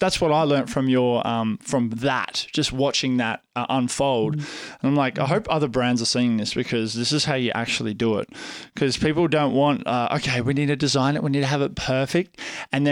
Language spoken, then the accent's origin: English; Australia; I'm the Australian photographer on TikTok